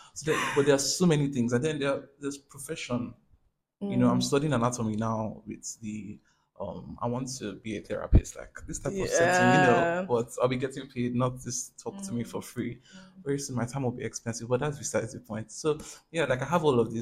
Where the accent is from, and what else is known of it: Nigeria